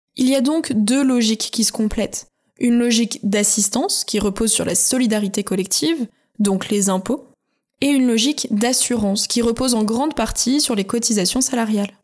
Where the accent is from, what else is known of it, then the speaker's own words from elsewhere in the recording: France; chez nous, en France